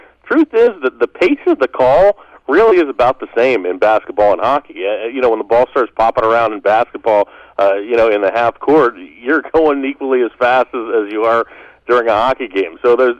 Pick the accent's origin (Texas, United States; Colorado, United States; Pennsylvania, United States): Pennsylvania, United States; Western; now in Ohio, United States; I'm from Western Pennsylvania, so we grew up with the NHL, but we didn't grow up with the NBA